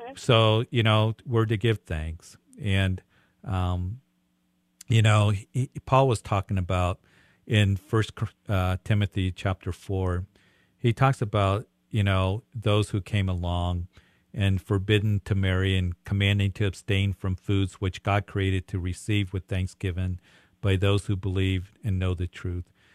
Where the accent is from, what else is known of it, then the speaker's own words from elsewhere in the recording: Greeley, Colorado, United States; also born or lived in Midwest; I'm from Greeley. This is cattle country up here